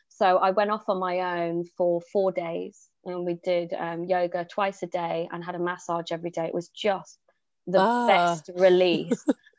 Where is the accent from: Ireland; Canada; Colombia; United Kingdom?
United Kingdom; Newcastle, North East England; accent: Geordie; now in Jersey; So I'm not actually from Jersey, I'm from Newcastle, but lacking the Geordie accent now. But I've been here for 15 years.